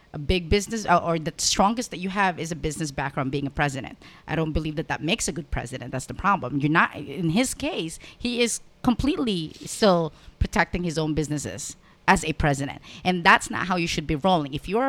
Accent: Philippines; You have, and I'm coming from the Philippines.

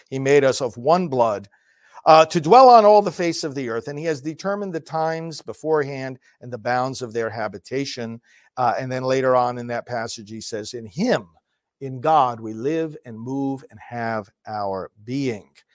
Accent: New York, United States; moved away; I'm from New York, in fact, I'm going back there today for a visit with my family

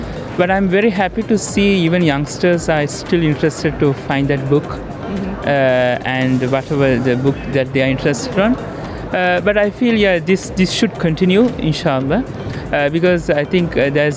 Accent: Sri Lanka; I'm from Sri Lanka.

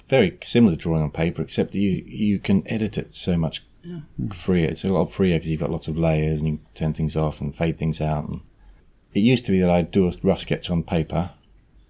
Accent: Australia; moved away as an adult; now in England; I grew up in Australia

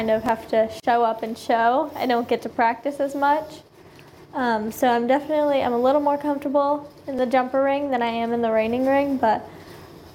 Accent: Dallas, Texas, United States; We're from Texas, kind of like the Dallas area

